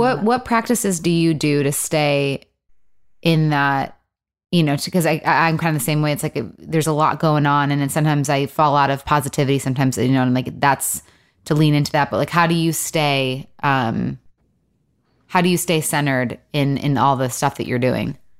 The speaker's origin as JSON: {"language": "English", "region": "Michigan", "country": "United States", "also_born_or_lived": "Los Angeles", "moved": "yes", "lives_now": "Nashville, United States", "said": "I'm from Michigan."}